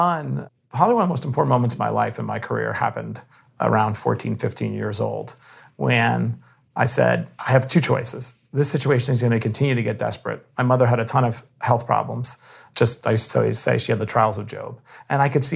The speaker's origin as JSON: {"language": "English", "town": "New York City", "region": "New York", "country": "United States", "tie": "born or raised there", "said": "I grew up in Bayside, Queens."}